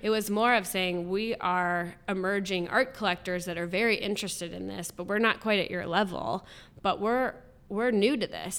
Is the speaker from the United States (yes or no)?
yes; Columbus, Ohio, United States; I'm born and raised in Columbus, lived here all my life.